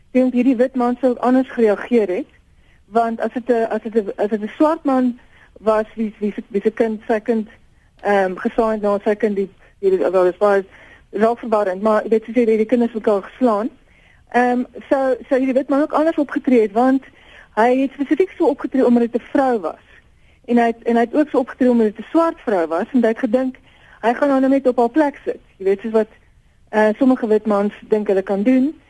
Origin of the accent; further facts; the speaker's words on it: South Africa; ons as Suid-Afrikaners